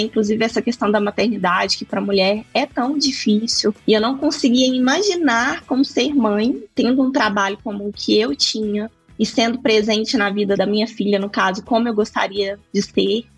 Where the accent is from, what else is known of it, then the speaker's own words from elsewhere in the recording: Lagoa Formosa, Minas Gerais, Brazil; moved away as an adult; also born or lived in Ohio / England; Sou do Triângulo Mineiro, de uma cidade pequenininha que se chama Lagoa Formosa. Eu nasci em Patos de Minas, que é 13 quilômetros de Lagoa. Mas eu cresci, passei boa parte da minha vida ali naquela região